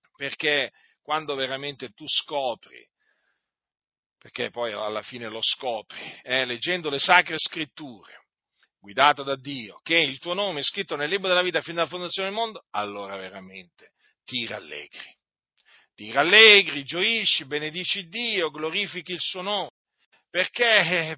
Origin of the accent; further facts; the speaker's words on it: Noyon, Hauts-de-France, France; also born or lived in Sicily; non sono nato in Sicilia, benché loro si siano sposati in Sicilia, i miei genitori, ma sono nato in Francia, a Noyon